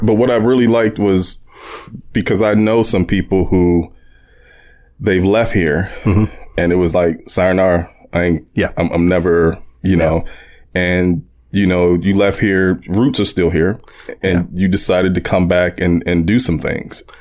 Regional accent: Warren, Ohio, United States; growing up in Warren

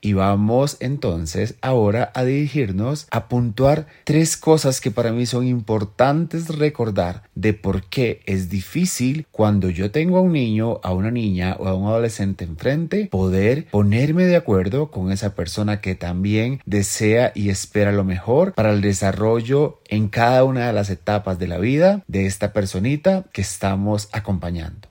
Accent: Costa Rica; en mi país Costa Rica

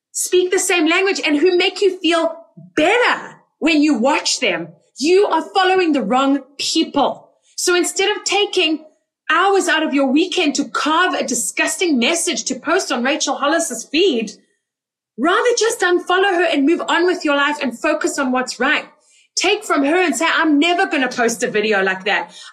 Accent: South Africa; also born or lived in Israel; Like I am South African. I am Israeli. I am soon to be Canadian.

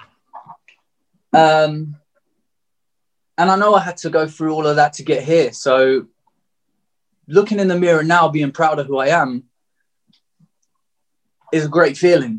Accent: Margate, South East England, United Kingdom; I was born and raised in Margate

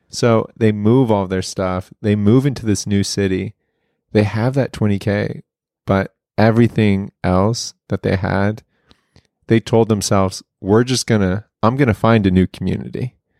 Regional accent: Oklahoma, United States; growing up in Oklahoma, everybody wants to go to O U.

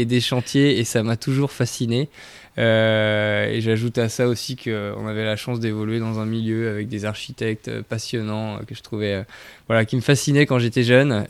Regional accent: Brittany, France; moved away; je viens de Bretagne, donc ça, c'est une appartenance dont je suis très fier.

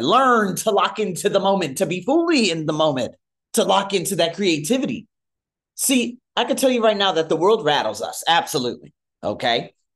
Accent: United States; moved away as an adult; now in Thailand; I'm from America.

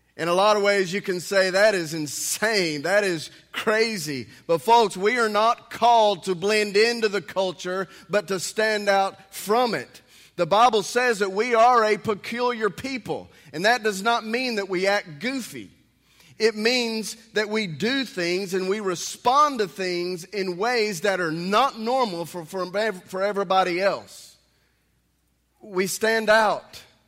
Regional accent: United States; also born or lived in Texas; as an American

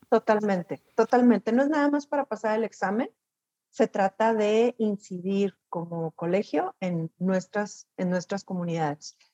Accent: Chihuahua, Mexico; Saludos desde, desde Chihuahua

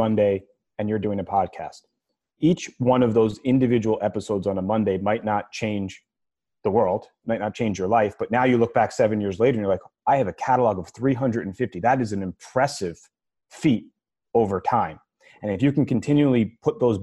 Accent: New York, United States; as a New Yorker, as a Mets fan, and as a Jets fan

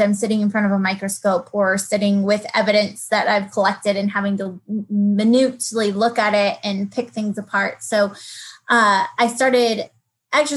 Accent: Colorado, United States; moved away as an adult; now in Texas, United States; I grew up in Colorado

